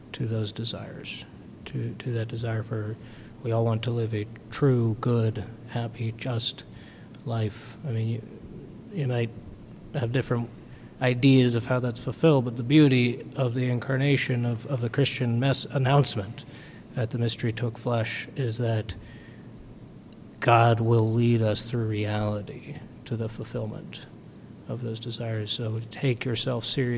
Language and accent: English; New Brunswick, Canada; moved away; I am from New Brunswick, Canada, originally.